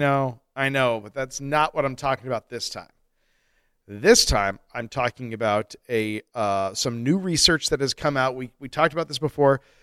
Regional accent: Colorado, United States; also born or lived in Flint, Michigan (family); I was a fugitive fetus. Made a break for Colorado.

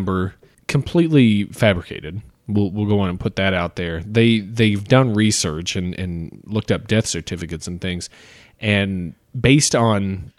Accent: Kentucky, United States; moved away; Let's go back to my home state.

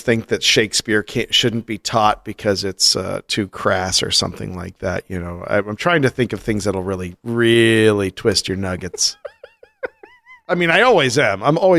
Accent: Iowa, United States; I'm originally from Northwest Iowa, moved out here for a job, and now we're moving to Ames to go to grad school

